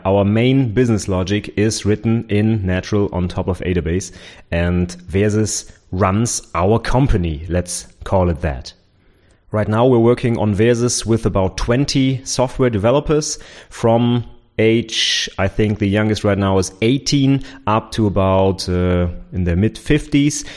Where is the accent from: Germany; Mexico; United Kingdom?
Germany; also born or lived in Nuremberg; my former professor in my hometown, where I did my bachelor's degree